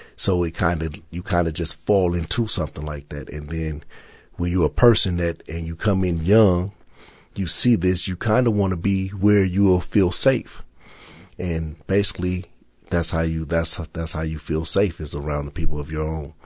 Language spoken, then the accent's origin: English; Los Angeles, California, United States; I'm from South Central Los Angeles.